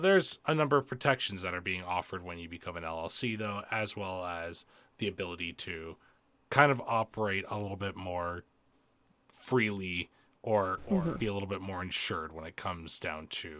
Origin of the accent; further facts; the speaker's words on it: Canada; I'm Canadian.